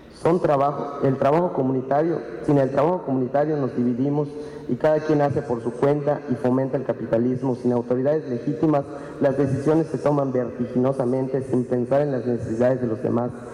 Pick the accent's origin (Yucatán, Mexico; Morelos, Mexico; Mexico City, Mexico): Yucatán, Mexico; Maya people